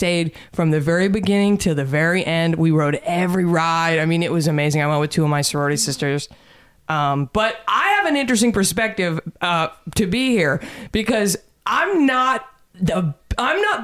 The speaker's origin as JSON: {"language": "English", "town": "Dallas", "region": "Texas", "country": "United States", "tie": "born or raised there", "said": "So I grew up in Dallas"}